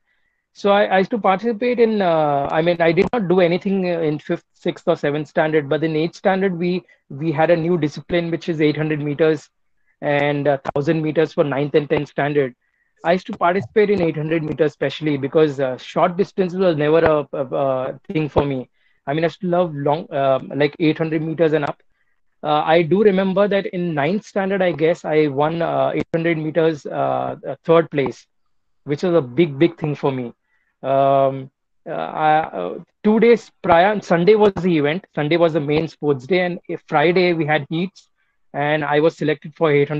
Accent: Mumbai, Maharashtra, India; I am from Bombay, born and brought up in Mumbai

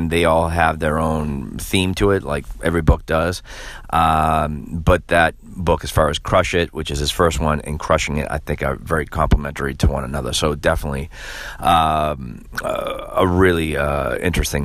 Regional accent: Massachusetts, United States; here in my home state of Massachusetts

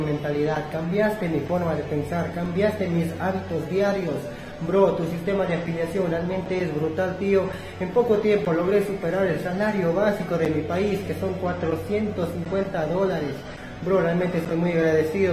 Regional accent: Ecuador; soy del país de Ecuador.

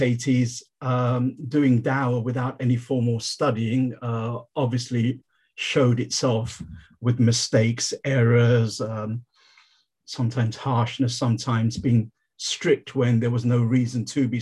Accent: London, United Kingdom; I born and bred in London

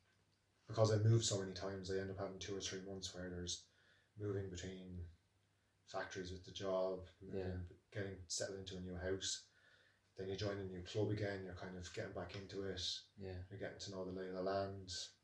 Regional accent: Naas, Leinster, Ireland; From Nace, my hometown

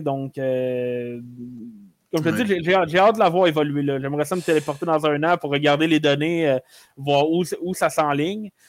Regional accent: Quebec, Canada; je suis Canadien

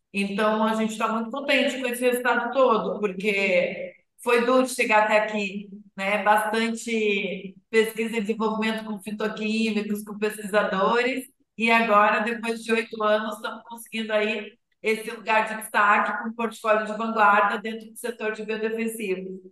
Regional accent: Passo Fundo, Rio Grande do Sul, Brazil; moved away; also born or lived in Europe / United States; eu sou natural de Passo Fundo, Rio Grande do Sul

